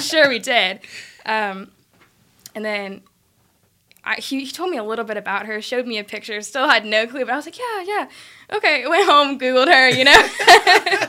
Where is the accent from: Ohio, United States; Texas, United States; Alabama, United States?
Alabama, United States; Birmingham; I was born in Birmingham and I've lived in and around Birmingham my entire life